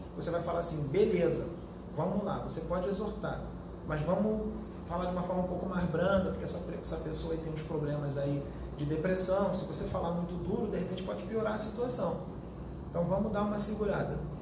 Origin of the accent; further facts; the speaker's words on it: Rio de Janeiro, Brazil; accent: carioca; eu sou carioca